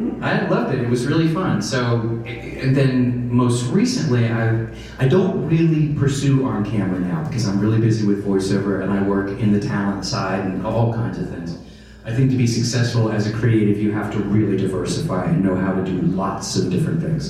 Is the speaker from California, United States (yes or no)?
no; North Carolina, United States; accent: Southern; I had a real Southern accent because I'm from North Carolina